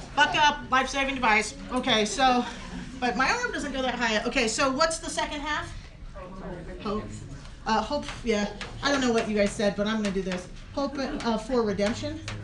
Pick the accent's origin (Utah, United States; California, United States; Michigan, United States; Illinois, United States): California, United States; San Diego; I'm from San Diego